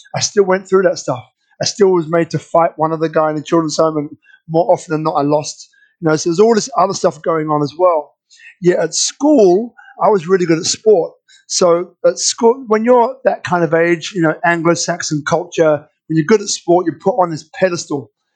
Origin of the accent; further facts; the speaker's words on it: London, United Kingdom; I was born in London.